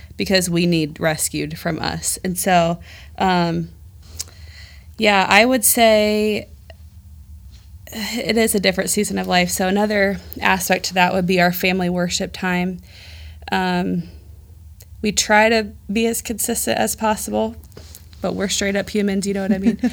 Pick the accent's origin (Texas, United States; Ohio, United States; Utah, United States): Ohio, United States; Dayton; moved away as an adult; also born or lived in Chicago, Illinois; I am from Dayton. I, I say God brought me to Dayton upon birth